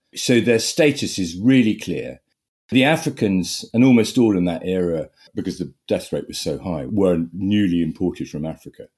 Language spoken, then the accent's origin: English; Sussex, South East England, United Kingdom; I grew up in Sussex, eldest of five.